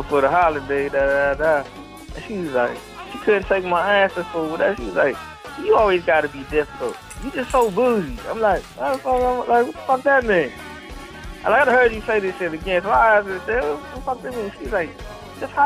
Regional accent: DMV, United States; we didn't wear colors in the DMV at all.

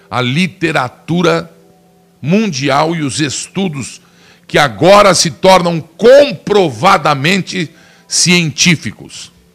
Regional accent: Brazil; eu sou brasileiro

